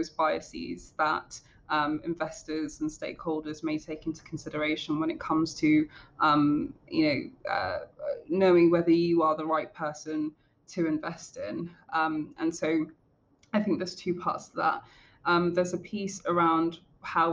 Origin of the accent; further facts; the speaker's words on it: London, United Kingdom; a Black woman from a working class background in London